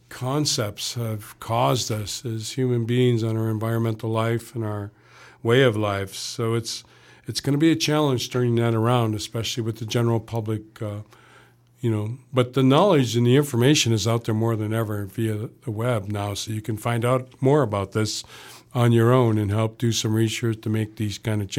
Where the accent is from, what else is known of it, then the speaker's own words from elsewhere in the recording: Niagara Falls, New York, United States; I grew up in Niagara Falls, the chemical industry armpit of the world.